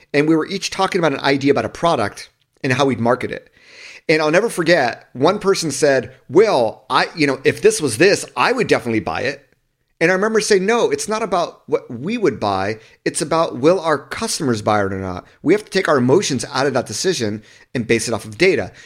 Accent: Southern California, United States; I grew up in Southern California

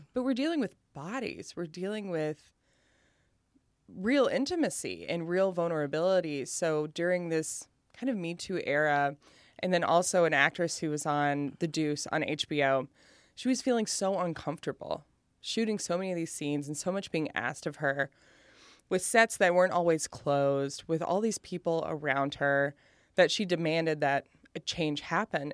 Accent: Appalachia, Kentucky, United States; moved away as an adult; also born or lived in Lexington, Kentucky / Cincinnati, Ohio / New York; I will always be fat and Appalachian.

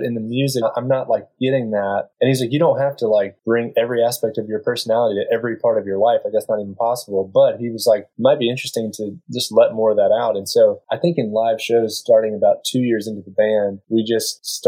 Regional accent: middle of North Carolina, United States; moved away as an adult; now in Charlottesville, United States; we're from North Carolina, but we moved to this area in Charlottesville 6 or 7 years ago

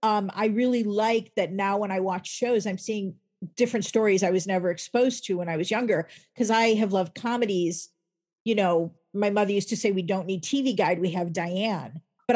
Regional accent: Chicago, Illinois, United States; I was just a Jewish gal. I was bat mitzvah. I grew up in Chicago.

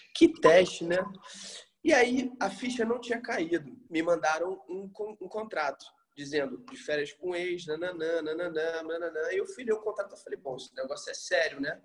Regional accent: Rio de Janeiro, Brazil; eu sou carioca

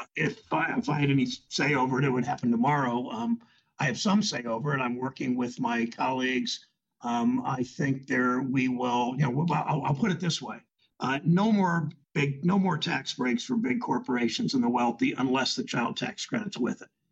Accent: Ohio, United States; you're in my home state, Joe, in Ohio

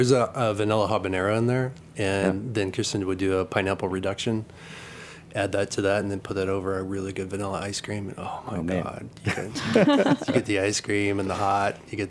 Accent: Missouri, United States; I grew up in the Midwest in Missouri.

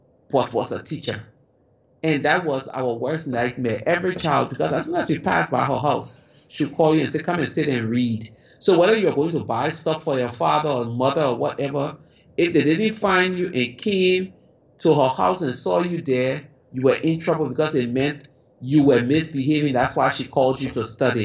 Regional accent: Liberia; as a child growing up in Africa, in Liberia

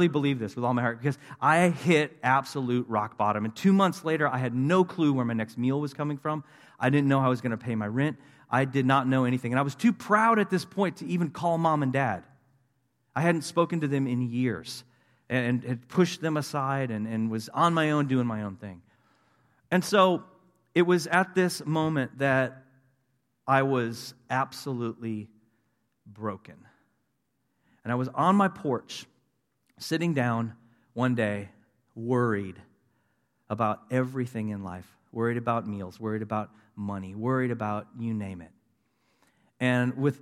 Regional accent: Tulsa, Oklahoma, United States; also born or lived in Wisconsin / Springfield, Missouri; I grew up in Tulsa, Oklahoma. Actually, Wisconsin first, but then Tulsa, Oklahoma, when I was about 10 years old

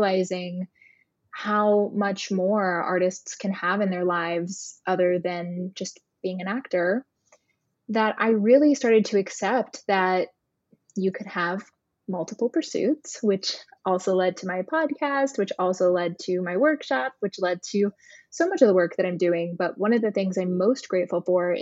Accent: Hilton Head, South Carolina, United States; moved away as an adult; also born or lived in New York; I just came home to my hometown of Hilton Head, South Carolina

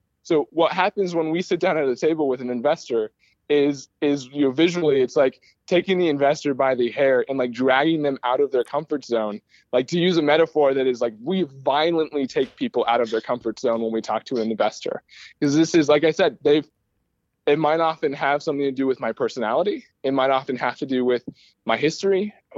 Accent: California, United States; born there; also born or lived in Istanbul, Turkey; now in Michigan, United States; So I'm originally from, I was born in California. We moved to Istanbul. We came back to Michigan

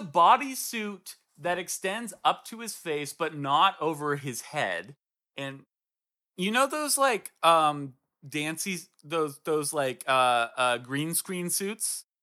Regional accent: Swanzey, New Hampshire, United States; born or raised there

